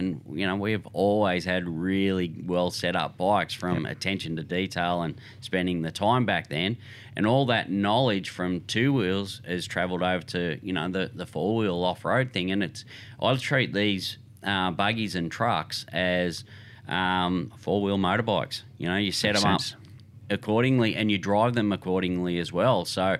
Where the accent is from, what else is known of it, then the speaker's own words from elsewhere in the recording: Sydney, New South Wales, Australia; Yep. Yeah, I grew up in Sydney.